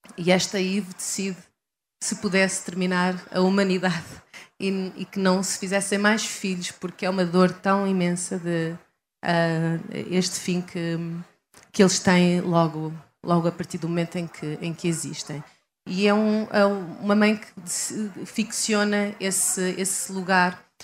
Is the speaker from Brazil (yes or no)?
no; Leiria, Centro, Portugal; moved away as an adult; also born or lived in Coimbra; now in Lisbon, Portugal; nasci em Coimbra, uh, cresci em Leiria